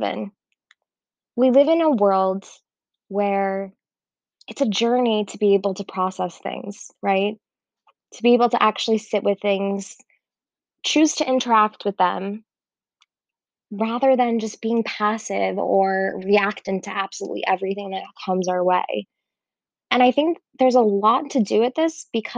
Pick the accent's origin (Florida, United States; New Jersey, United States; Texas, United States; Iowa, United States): Florida, United States; Miami; moved away as an adult; also born or lived in Israel; I grew up in Miami